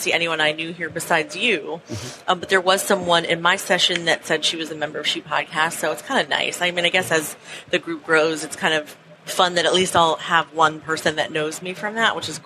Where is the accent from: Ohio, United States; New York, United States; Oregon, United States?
New York, United States; Long Island; moved away; I grew up in Long Island